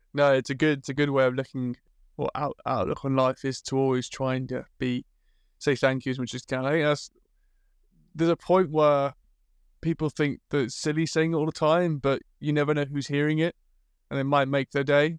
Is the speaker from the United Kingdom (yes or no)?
yes; England, United Kingdom; as a British person